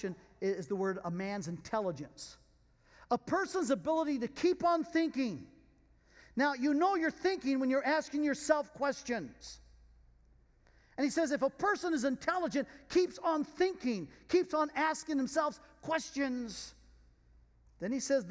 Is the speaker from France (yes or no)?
yes; France; being French